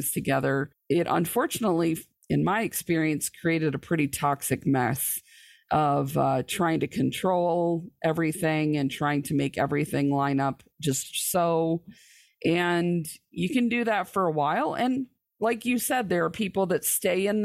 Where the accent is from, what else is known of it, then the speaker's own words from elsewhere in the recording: lower Michigan, United States; I was born and raised in the Church of the Nazarene in probably one of the more conservative parts of the church in the lower Michigan area.